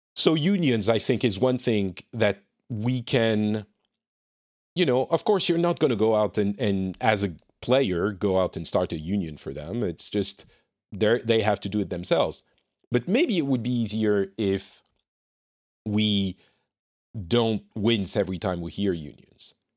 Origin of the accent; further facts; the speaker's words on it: France; I'm from France.